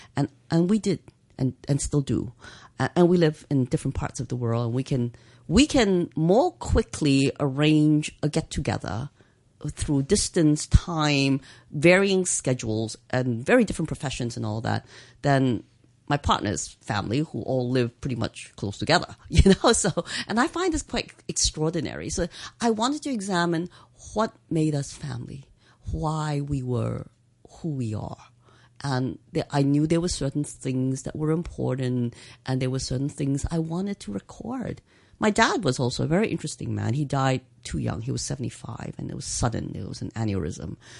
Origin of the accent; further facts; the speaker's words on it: Hong Kong; growing up in Hong Kong